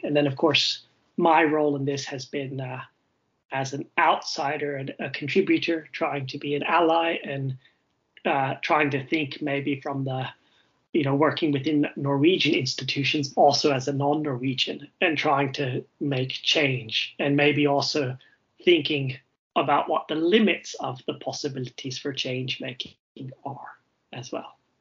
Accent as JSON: {"language": "English", "town": "Wilmington", "region": "North Carolina", "country": "United States", "moved": "as an adult", "lives_now": "Norway", "said": "I'm originally from the United States, Wilmington, North Carolina, which is a very colonial place indeed"}